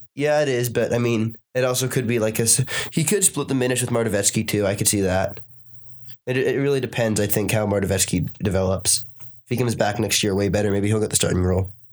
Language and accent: English; Boston, Massachusetts, United States; Born and raised in Boston